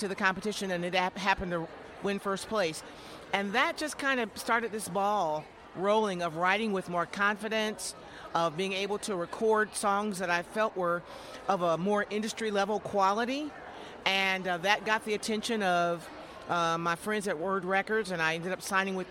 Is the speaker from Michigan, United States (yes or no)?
yes; Jackson, Michigan, United States; moved away as an adult; also born or lived in Atlanta area; now in West Georgia, United States; I moved down from my hometown of Jackson, Michigan, where I was born and raised in my preacher daddy's house